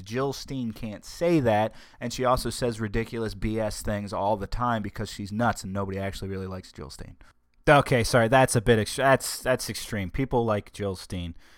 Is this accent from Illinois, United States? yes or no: no; Delaware, United States; born and raised in Delaware